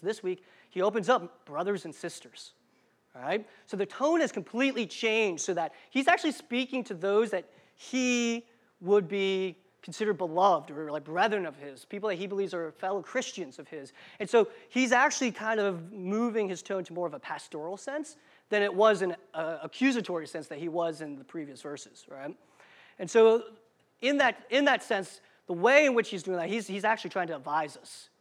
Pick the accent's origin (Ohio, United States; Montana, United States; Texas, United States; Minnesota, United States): Ohio, United States; Marysville; also born or lived in Indiana / New Jersey / Cincinnati, Ohio / Las Vegas, Nevada; around sixth grade, I moved to Marysville, Ohio, which is where I call home. That's what my hometown is.